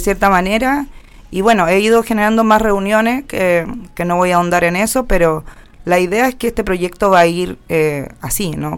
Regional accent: Linares, Maule, Chile; now in Santiago, Chile; Yo nací en Linares, eh, de séptima región del Maule se llama.

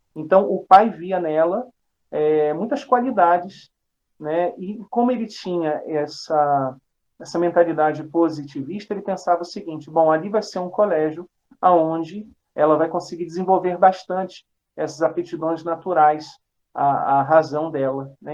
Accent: Rio de Janeiro, Brazil; Eu sou natural do Rio de Janeiro

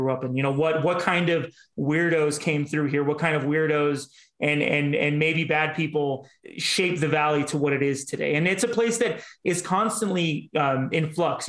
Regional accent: Los Angeles, California, United States; also born or lived in Koreatown, Los Angeles; I grew up in North Hollywood

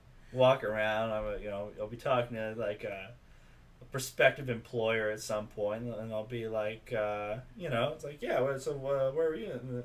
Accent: Georgia, United States; Well, I'm from Georgia, or as we say where I come from, Georgia

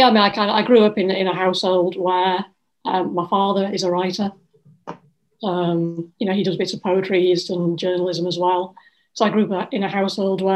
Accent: Ossett, Yorkshire and the Humber, United Kingdom; now in Leeds, United Kingdom; I'm originally from Ossett, which is a small town in West Yorkshire, and I've moved all of, 20 miles to Leeds

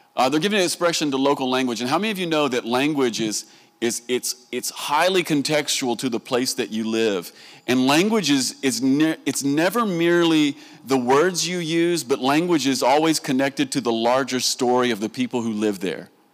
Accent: Southern United States, United States; accent: Southern; I'm a Southerner. And, and in America, they like to make fun of us, especially for the way that we talk

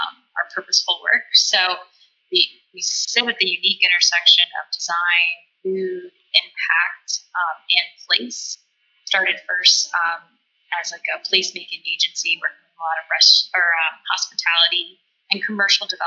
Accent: Charlotte, North Carolina, United States; moved away as an adult; also born or lived in Virginia; I'm from Charlotte, North Carolina

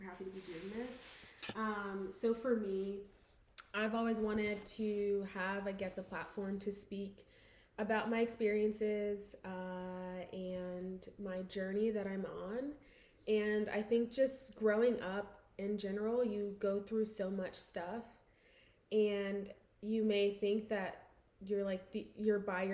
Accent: northeastern Pennsylvania, United States; moved away as an adult; now in Georgia, United States; So we're both from Pennsylvania, and kind of northeastern Pennsylvania, so mm-hmm. the Valley

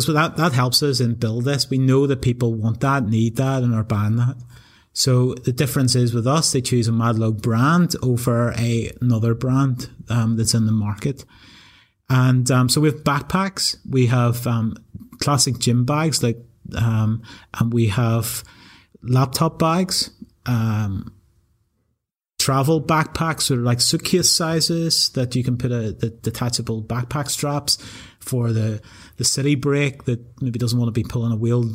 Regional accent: Newtownabbey, Northern Ireland, United Kingdom; moved away as an adult; also born or lived in England; I grew up in Newton Abbey

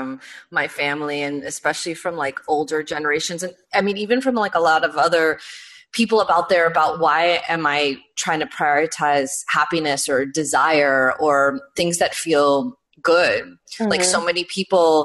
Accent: New York, United States; I grew up in New York

